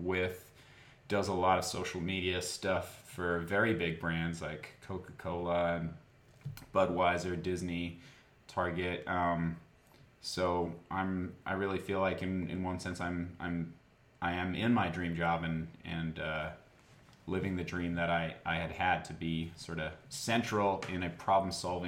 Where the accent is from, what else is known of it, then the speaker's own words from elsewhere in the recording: Johannesburg, Gauteng, South Africa; moved away as an adult; also born or lived in Cape Town, South Africa; now in San Francisco Bay Area, United States; I was born in Johannesburg, South Africa. Spent my childhood there. Half of it in Johannesburg. And then when I was 12, moved to Cape Town until I was 20